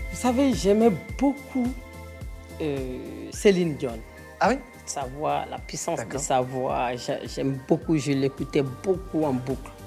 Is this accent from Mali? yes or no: yes; Mali; Je suis malienne.